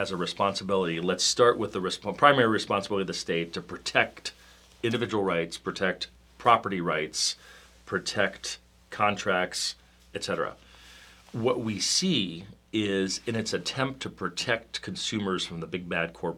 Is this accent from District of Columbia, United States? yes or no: yes; Washington, District of Columbia, United States; we're both from Washington, the Washington, D.C. area originally